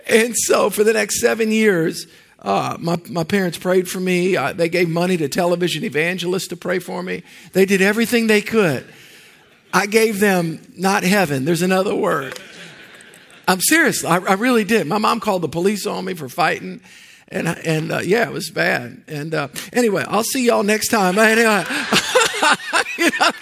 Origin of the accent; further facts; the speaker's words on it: New Orleans, Louisiana, United States; I grew up in the New Orleans area